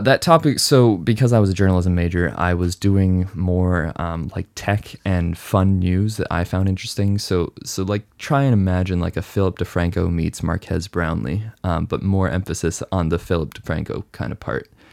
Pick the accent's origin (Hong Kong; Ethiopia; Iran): Hong Kong; moved away; also born or lived in Canada / United States / mainland China; I was born in Canada, raised in Hong Kong, lived in the U S for seven years.